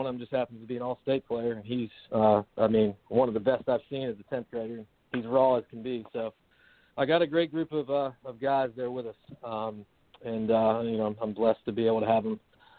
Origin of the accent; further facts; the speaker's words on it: Mount Pleasant, South Carolina, United States; I'm local. A lot of people would joke about it, and in my ID, somehow it always comes up. I'm from Wando High School.